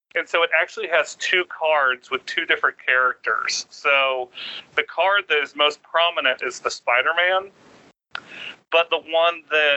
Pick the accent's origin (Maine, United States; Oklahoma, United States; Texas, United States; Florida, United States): Florida, United States; also born or lived in Atlanta, Georgia; now in Clarkston, United States; I was born in Atlanta, but raised down in Florida, and all my family's in Florida